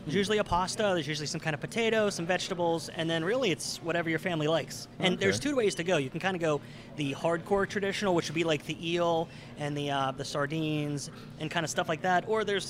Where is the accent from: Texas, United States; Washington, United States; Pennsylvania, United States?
Pennsylvania, United States; Monongahela; also born or lived in Pittsburgh / Eighty Four, Pennsylvania; I'm from Monongahela, and I currently live in 84. So I'm a local.